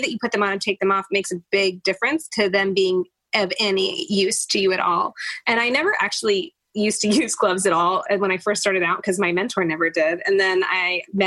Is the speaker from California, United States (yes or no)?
yes; Oakland, California, United States; also born or lived in San Francisco; I grew up in Oakland and San Francisco